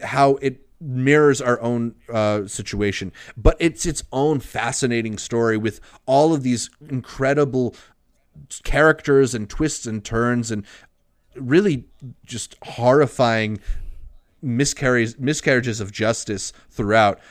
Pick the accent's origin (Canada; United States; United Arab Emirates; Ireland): United States; as an American